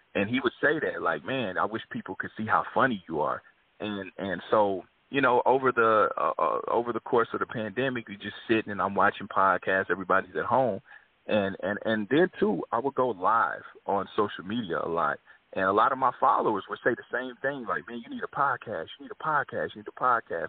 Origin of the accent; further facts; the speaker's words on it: Kansas City, Missouri, United States; moved away as an adult; now in Los Angeles, United States; Born and raised in Kansas City, you know, but I've been in L.A. half of my life now